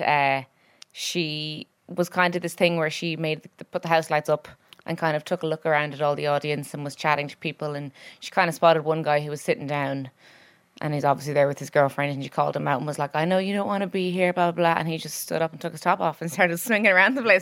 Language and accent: English; Ireland; as Irish people